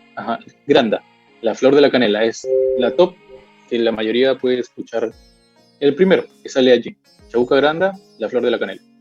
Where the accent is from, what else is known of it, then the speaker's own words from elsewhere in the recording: Peru; en mi país